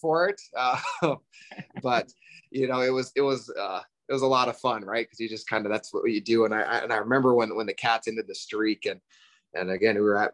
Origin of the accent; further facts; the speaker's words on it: Frenchtown, Montana, United States; I'm from Frenchtown, so just outside of Missoula